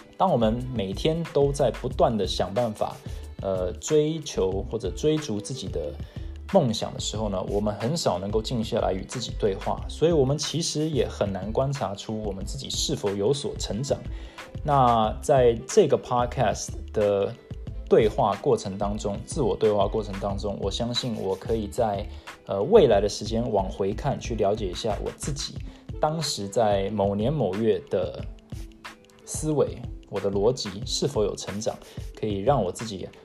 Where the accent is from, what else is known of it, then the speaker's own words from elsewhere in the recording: Taiwan; moved away as an adult; also born or lived in Seattle, United States; now in United States; 我是在美国出生，台湾长大，从小呢是在台湾从小学一路读到了高中毕业，才回到美国